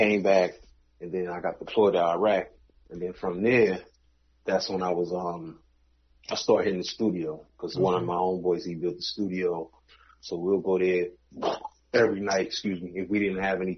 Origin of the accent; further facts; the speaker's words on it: New York, United States; moved away; also born or lived in the South (US); I'm originally from New York, but I live in a part of my upbringing down South